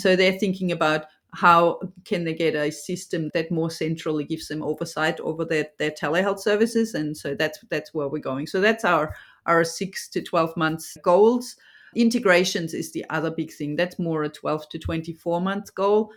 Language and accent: English; Germany; now in Australia; I'm obviously from Germany